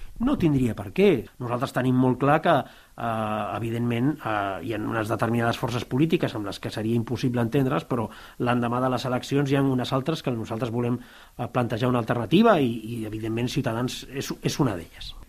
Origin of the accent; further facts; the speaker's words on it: Tarragona, Catalonia, Spain; del barri de Sant Pere i Sant Pau, que és eh, el meu barri, que li diem la Persiana. Però era el lloc on amb els amics pràcticament des dels 14 fins als 20 anys, cada tarda després de l'institut